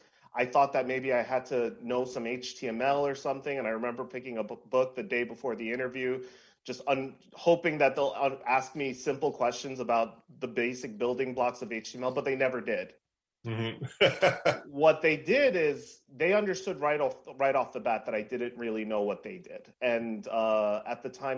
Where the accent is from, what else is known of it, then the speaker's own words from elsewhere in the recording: New York City, New York, United States; I grew up in New York City